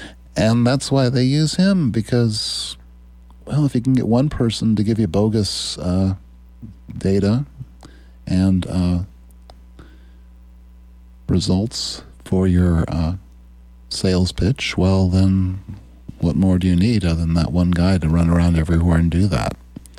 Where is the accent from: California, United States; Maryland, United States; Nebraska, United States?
Nebraska, United States; Norfolk; When I was 24 years old, I started my first business, a rural radio station in my hometown of Norfolk.